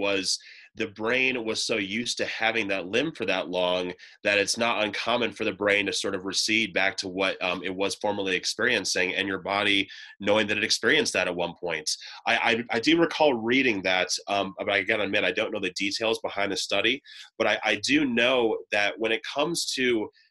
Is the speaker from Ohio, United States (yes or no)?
yes; Ohio, United States; moved away; back in my home state of Ohio